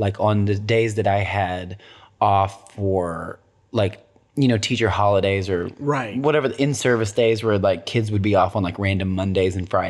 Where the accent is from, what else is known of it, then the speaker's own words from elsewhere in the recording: Tennessee, United States; I'm from Tennessee.